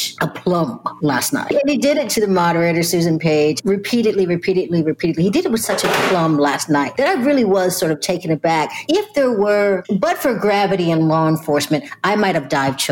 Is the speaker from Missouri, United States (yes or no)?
yes; St. Louis, Missouri, United States; I grew up in St. Louis